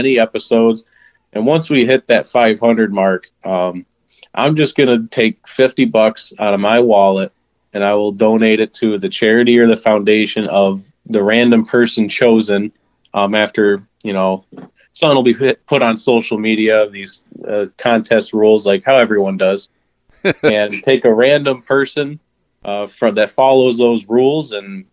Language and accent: English; Pulaski, New York, United States; now in Rochester, United States; I'm originally from Pulaski, New York. Shout out to my small hometown of Pulaski